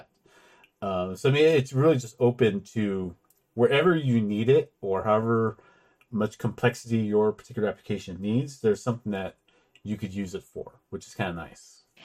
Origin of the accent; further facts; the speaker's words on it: California, United States; I'm from California.